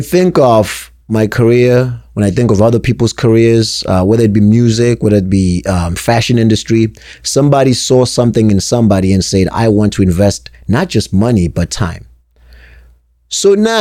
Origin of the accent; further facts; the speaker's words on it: South Africa; also born or lived in New Hampshire, United States; now in Connecticut, United States; born and raised in South Africa, then grew up in New Hampshire, now sitting in Connecticut